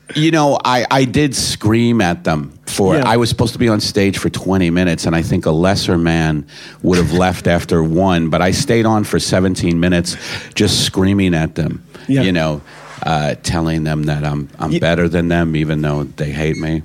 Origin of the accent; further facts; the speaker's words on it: United States; as an American coming, you know, you know, coming here for the first time